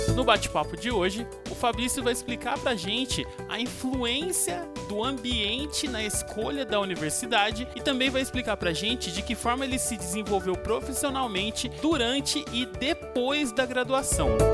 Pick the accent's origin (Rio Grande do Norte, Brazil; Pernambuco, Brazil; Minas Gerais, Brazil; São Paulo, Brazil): São Paulo, Brazil; Campinas; moved away as an adult; also born or lived in Rondonópolis, Mato Grosso; voltei para minha cidade natal, que é Campinas.